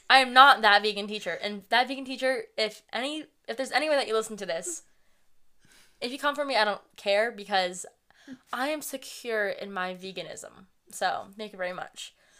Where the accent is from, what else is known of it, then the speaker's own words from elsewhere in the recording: New England, United States; we're from New England. We live in a town near Boston. We've lived in New England our entire lives, several different cities and towns all over